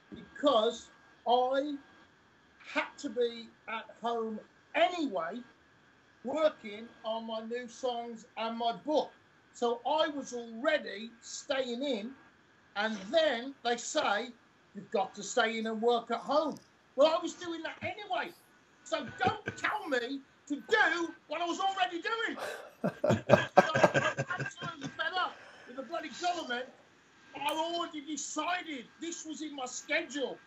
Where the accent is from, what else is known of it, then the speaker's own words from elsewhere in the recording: Birmingham, West Midlands, United Kingdom; also born or lived in Tamworth; I was born in Birmingham and I moved to Tamworth in my teenage years